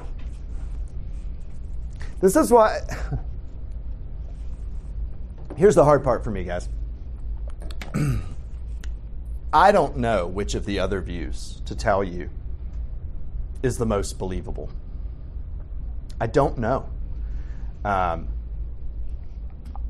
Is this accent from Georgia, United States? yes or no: yes; Atlanta, Georgia, United States; I grew up in here in Atlanta